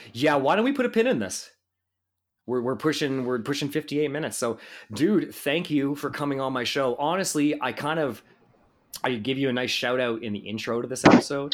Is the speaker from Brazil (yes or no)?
no; Canada; I am Canadian